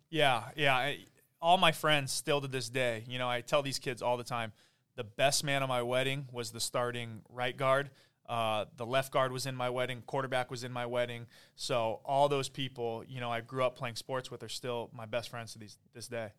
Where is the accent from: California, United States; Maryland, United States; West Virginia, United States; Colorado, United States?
California, United States; Oak Park; also born or lived in Woodland Hills / San Diego; I grew up in Woodland Hills and, uh, kinda just back and forth Oak Park, the valley. So Um, I am from Oak Park